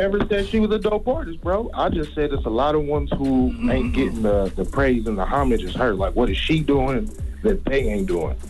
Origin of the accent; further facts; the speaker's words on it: New Orleans, Louisiana, United States; I'm from New Orleans, man. Down here at Mardi Gras